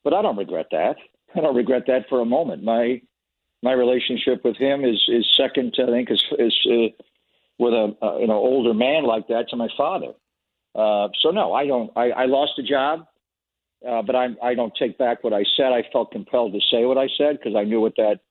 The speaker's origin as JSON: {"language": "English", "town": "Buffalo", "region": "New York", "country": "United States", "tie": "born or raised there", "moved": "yes", "lives_now": "San Francisco Bay Area, United States", "said": "I grew up in Buffalo. I was a fan of the Buffalo Bills as a kid"}